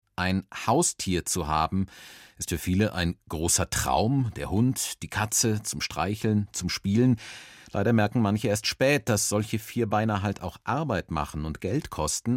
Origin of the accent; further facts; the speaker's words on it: Bavaria, Germany; bei uns in Bayern